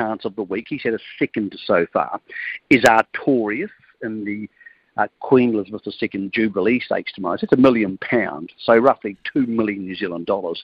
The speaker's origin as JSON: {"language": "English", "town": "Greymouth", "region": "West Coast", "country": "New Zealand", "tie": "born or raised there", "said": "my hometown of Greymouth"}